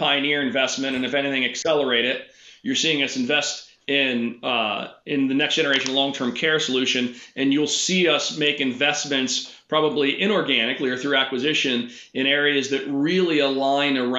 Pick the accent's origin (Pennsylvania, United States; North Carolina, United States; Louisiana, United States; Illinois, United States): Pennsylvania, United States; Pittsburgh; I'm from Pittsburgh, and I'm very passionate about helping to grow the local economy.